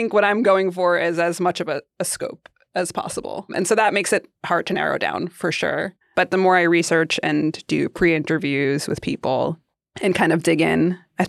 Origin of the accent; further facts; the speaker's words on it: Queens, New York, United States; growing up in Queens, going into Manhattan, you always cross over the Queensboro Bridge.